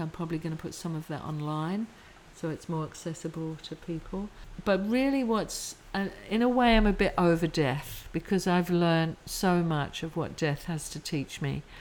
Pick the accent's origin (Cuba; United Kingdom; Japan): United Kingdom; England; I'm English working class